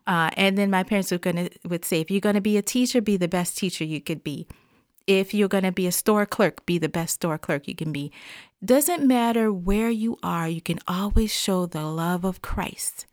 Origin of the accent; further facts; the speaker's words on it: the South, United States; growing up in the South, uh, and in the African-American church